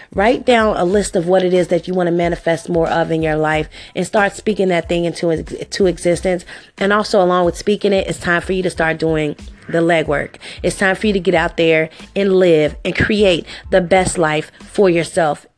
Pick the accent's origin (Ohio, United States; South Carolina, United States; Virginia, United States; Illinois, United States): Ohio, United States; Cincinnati; I was born and raised here in Cincinnati, Ohio.